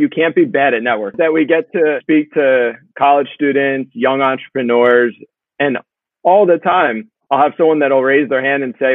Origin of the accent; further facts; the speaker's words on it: Lancaster, Pennsylvania, United States; moved away as an adult; also born or lived in Virginia; I grew up in Lancaster, Central PA